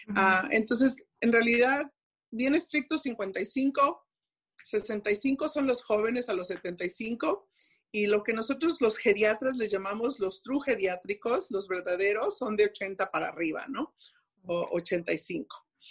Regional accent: Mexico; moved away as an adult; siendo mexicana y haber, habiendo estado en México y aprendiendo el inglés, el hablarlo ya pues de grande, tengo mi acento

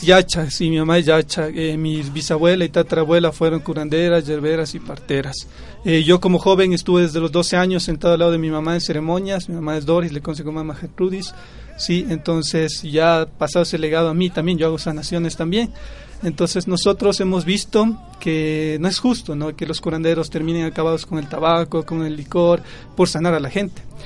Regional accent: Pomasqui, Pichincha, Ecuador; soy del pueblo de Pomaski

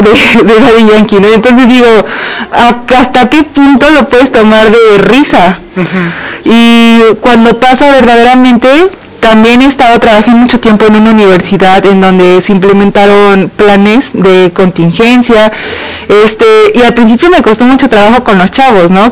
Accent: Mexico; como mexicano

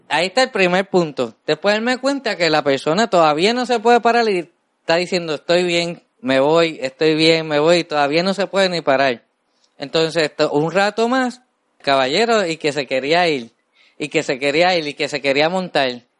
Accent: Puerto Rico; somos así los puertorriqueños

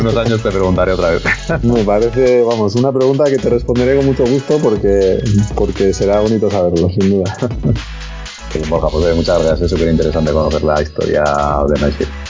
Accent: Spain; nosotros somos españoles

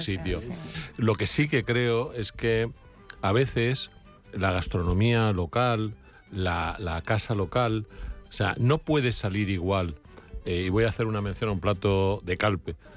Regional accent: Alicante, Valencian Community, Spain; moved away; yo que soy alicantino

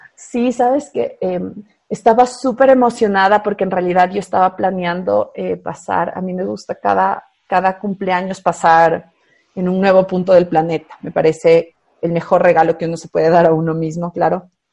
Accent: Quito, Pichincha, Ecuador; en la ciudad de Quito, yo soy quiteña

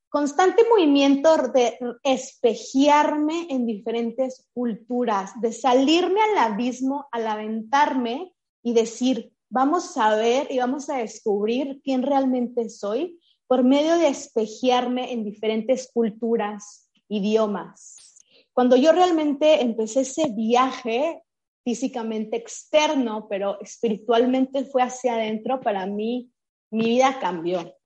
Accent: Chihuahua, Mexico; Yo crecí, nací en Chihuahua, en el norte de México.

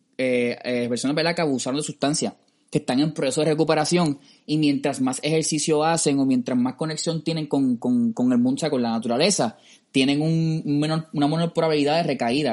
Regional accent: Cidra, Puerto Rico; yo que soy del campo de Sidra

